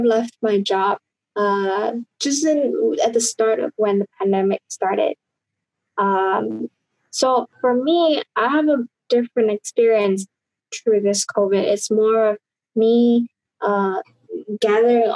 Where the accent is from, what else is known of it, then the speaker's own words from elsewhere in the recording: Indonesia; I grew up in Indonesia